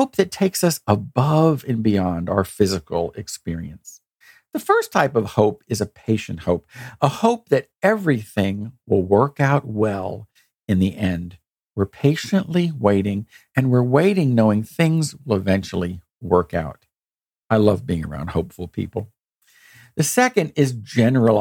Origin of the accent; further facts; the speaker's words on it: United States; we've faced a lot of challenges as an American people